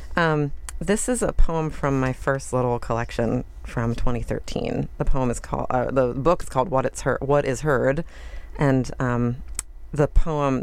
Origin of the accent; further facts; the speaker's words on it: Baltimore, Maryland, United States; moved away as an adult; also born or lived in Washington, District of Columbia, United States; I live in Baltimore and I'm from Baltimore